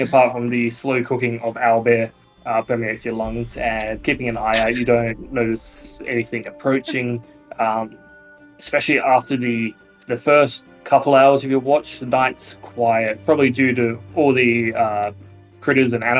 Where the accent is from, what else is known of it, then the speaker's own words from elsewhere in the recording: Australia; we're Australian